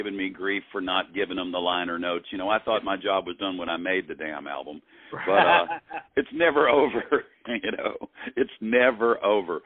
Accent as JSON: {"language": "English", "town": "Hattiesburg", "region": "Mississippi", "country": "United States", "tie": "born or raised there", "said": "Bobby Field and I are both born and raised in Hattiesburg, Mississippi"}